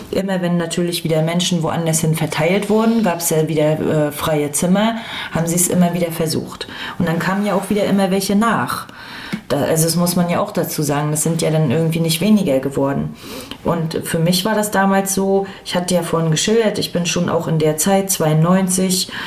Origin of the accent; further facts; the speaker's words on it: Rostock, Mecklenburg-Vorpommern, Germany; ich bin ja in Lichtenhagen groß geworden, wir hatten auch Jugendclubs